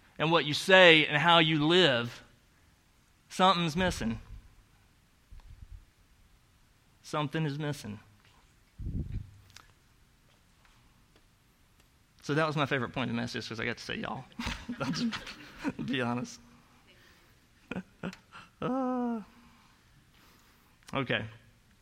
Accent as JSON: {"language": "English", "region": "the South", "country": "United States", "accent": "Southern", "moved": "yes", "said": "You know I have an accent. That's because I'm from the South"}